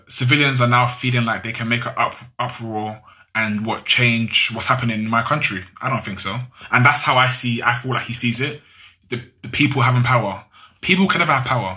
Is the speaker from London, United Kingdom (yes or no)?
yes; London, United Kingdom; if my parents actually didn't come to UK, like to London